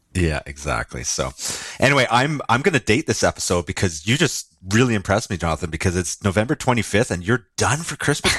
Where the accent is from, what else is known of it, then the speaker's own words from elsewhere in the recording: Lower Mainland, Vancouver area, British Columbia, Canada; I, I grew up in the Lower Mainland, which is s-, sort of the Vancouver surrounding area.